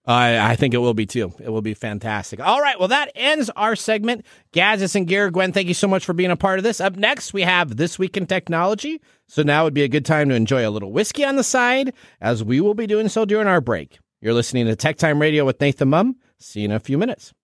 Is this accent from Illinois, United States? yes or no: no; Seattle, Washington, United States; I grew up in the Seattle area